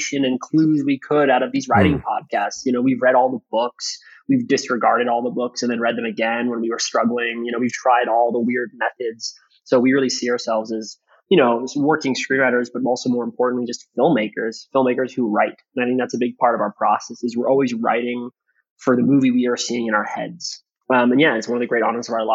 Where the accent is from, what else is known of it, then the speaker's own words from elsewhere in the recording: Bay Area, California, United States; We were born and raised in the Bay Area